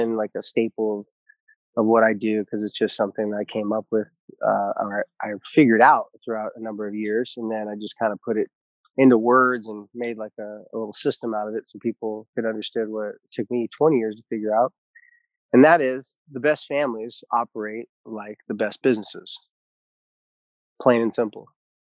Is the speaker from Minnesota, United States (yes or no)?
no; Carlsbad, California, United States; moved away; I'm actually coming to you remotely from the country of Carlsbad, California. Some people know it as San Diego, California, but it's my hometown